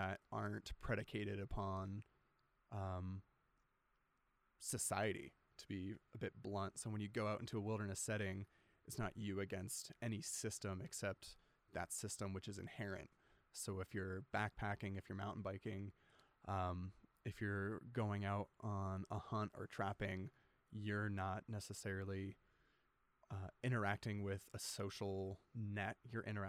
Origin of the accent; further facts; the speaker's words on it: outside Orlando, Central Florida, United States; also born or lived in Washington State / Alaska; now in Logan, United States; I was born in Washington State and then early on moved to Florida. My dad's work took us down to Central Florida, grew up outside Orlando.